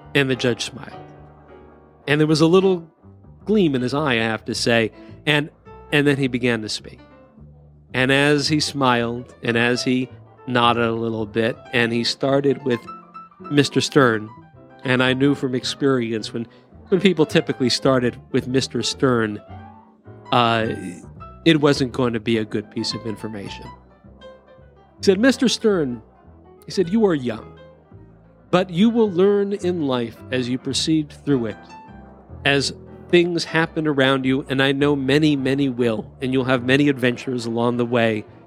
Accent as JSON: {"language": "English", "town": "Culver City", "region": "California", "country": "United States", "tie": "born or raised there", "said": "When I was seventeen growing up in Culver City, California"}